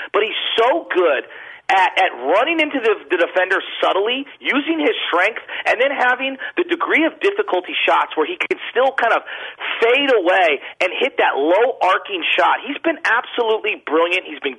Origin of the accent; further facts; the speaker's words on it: San Francisco, California, United States; I'm a fifth generation San Francisco, born and raised in Excelsior.